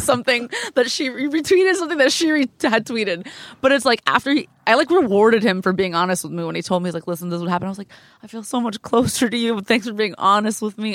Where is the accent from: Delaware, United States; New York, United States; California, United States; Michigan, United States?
California, United States; Glendale; From Glendale, California.